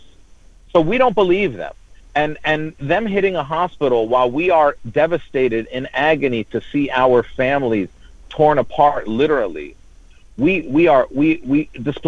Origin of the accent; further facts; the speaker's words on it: United States; also born or lived in Jordan; I grew up my whole life in America. I was born in Jordan, but we came here when I was three